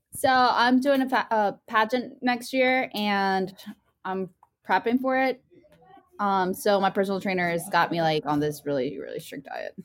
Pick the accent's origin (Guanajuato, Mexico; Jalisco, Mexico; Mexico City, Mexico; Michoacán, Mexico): Guanajuato, Mexico; León; now in United States; Soy de, uh, León, Guanajuato